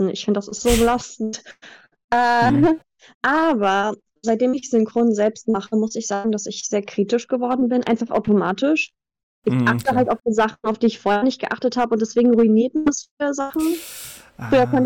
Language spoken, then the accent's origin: German; Greece; German is a second language; also born or lived in Germany; aber ich {S2} bin in Griechenland aufgewachsen. Das heißt, mein Deutsch habe ich durch Filme gelernt.